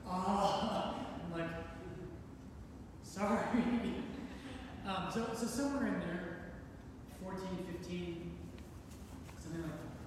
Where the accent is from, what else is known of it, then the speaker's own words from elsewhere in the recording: Colorado, United States; I grew up in Colorado